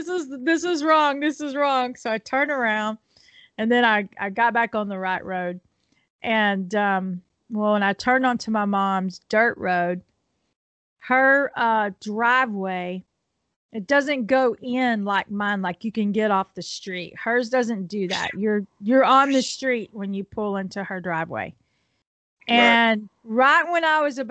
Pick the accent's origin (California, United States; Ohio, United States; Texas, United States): Texas, United States; Houston; moved away as an adult; also born or lived in Bastrop, Texas; I was raised in Houston.